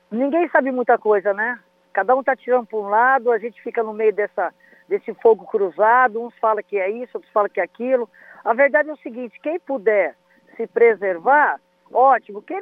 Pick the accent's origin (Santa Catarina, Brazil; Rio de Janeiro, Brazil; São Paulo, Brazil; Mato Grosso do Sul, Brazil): São Paulo, Brazil; Potirendaba; born there; Outro dia eu postei a foto da, da casinha aonde eu nasci, que está assim, tá em ruínas, né? Lá em Potirendaba.